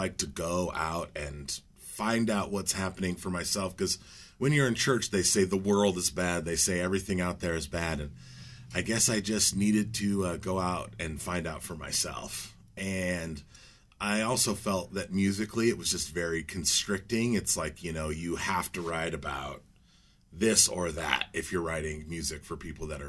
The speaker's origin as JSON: {"language": "English", "town": "Lewiston", "region": "Idaho", "country": "United States", "tie": "born or raised there", "also_born_or_lived": "Portland, Oregon / Atlanta", "moved": "yes", "lives_now": "Astoria, United States", "said": "I grew up in Lewiston"}